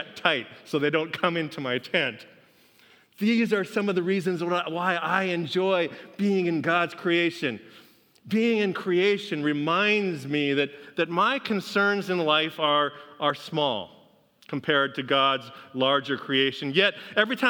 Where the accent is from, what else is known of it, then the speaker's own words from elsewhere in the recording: Pacific Northwest, United States; moved away; I grew up in the Pacific Northwest where we have a couple mountains out there